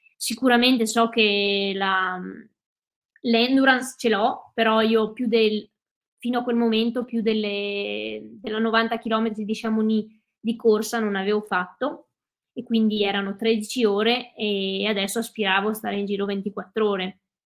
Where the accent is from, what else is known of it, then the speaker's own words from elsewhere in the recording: Cadore, Veneto, Italy; sono veneta, sono nata e cresciuta in Dolomiti, eh, in Cadore precisamente